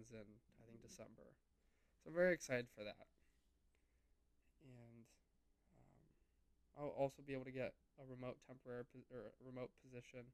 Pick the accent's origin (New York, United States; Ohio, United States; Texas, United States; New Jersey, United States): Ohio, United States; moved away as an adult; also born or lived in Miami; how I grew up in Ohio